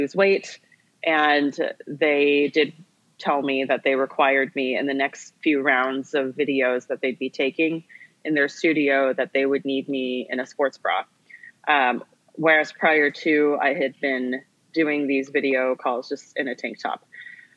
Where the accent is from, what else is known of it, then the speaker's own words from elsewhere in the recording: California, United States; I grew up in California, and growing up as an Asian American female in a predominantly white city